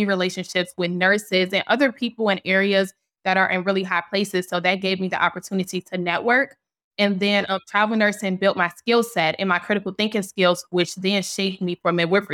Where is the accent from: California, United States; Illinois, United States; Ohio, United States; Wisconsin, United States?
Illinois, United States; Chicago; moved away as an adult; also born or lived in Kentucky; I started off back in Chicago, my hometown